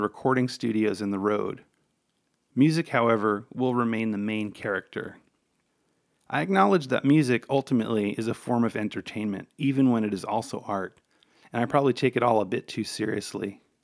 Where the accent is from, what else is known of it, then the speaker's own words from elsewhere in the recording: New York City, New York, United States; growing up on Staten Island in an Italian-American